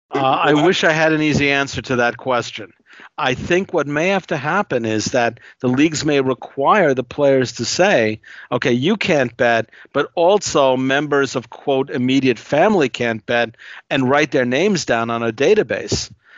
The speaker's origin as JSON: {"language": "English", "region": "New Yorker", "country": "United States", "said": "as a New Yorker"}